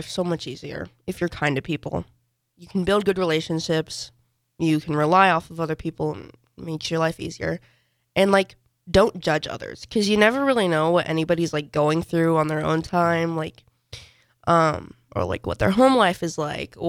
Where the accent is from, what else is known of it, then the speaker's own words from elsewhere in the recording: United States; I like being American